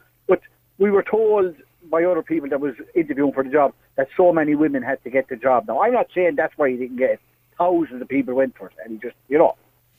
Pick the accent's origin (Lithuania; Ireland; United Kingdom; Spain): Ireland; accent: country; I have a fine, good country accent